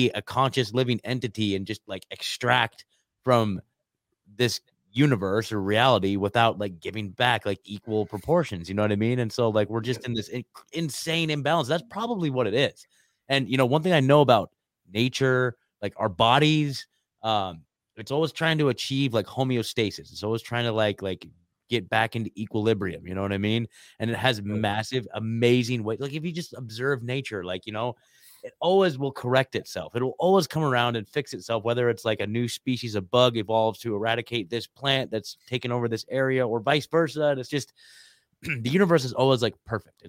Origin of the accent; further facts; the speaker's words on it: Oregon, United States; moved away as an adult; also born or lived in Eugene, Oregon; now in Nashville, United States; I'm born and raised in Oregon, lived there my whole life